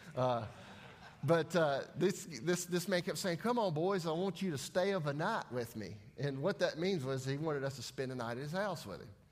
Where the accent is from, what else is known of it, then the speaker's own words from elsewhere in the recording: Denver, North Carolina, United States; I'm from Denver, North Carolina, which is right down the road from Mooresville